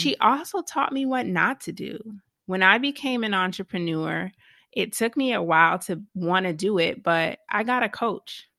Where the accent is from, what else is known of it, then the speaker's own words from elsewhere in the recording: Savannah, Georgia, United States; I was born in Savannah, Georgia